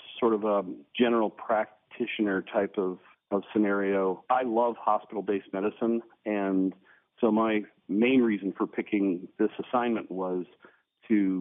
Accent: Pittsburgh, Pennsylvania, United States; also born or lived in South Dakota / Alabama / Florida / Washington; now in New Zealand; I'm originally from the Pittsburgh area

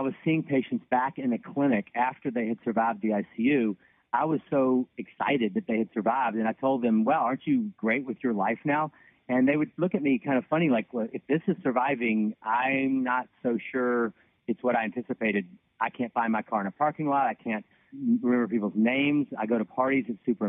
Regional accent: Louisiana, United States; now in Nashville, United States; I grew up in Louisiana, went to medical school at Tulane University

